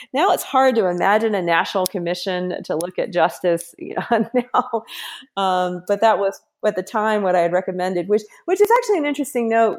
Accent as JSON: {"language": "English", "region": "Kansas", "country": "United States", "said": "I'm from Kansas"}